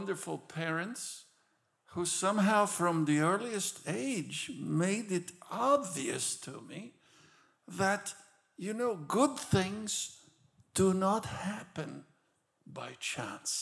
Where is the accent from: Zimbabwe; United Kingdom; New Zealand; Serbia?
Serbia; Belgrade; now in Loma Linda, United States; I was born in Belgrade, Yugoslavia, when it was under communism.